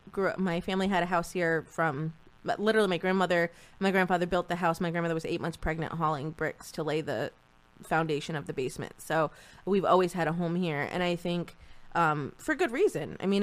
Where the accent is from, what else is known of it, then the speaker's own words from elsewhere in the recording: southeastern Connecticut, United States; But I think this area, having grown up here, I didn't realize how beautiful and what a valuable area this was until I left this area. And then I came back and I was like, yeah, I like where I'm from.